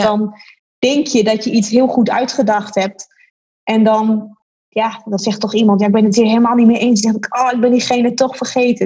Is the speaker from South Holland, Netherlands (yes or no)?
no; Groningen, Netherlands; ik ben een geboren en getogen Groningse. En ehm, het is daarom natuurlijk extra fantastisch dat je voor je eigen stad mag werken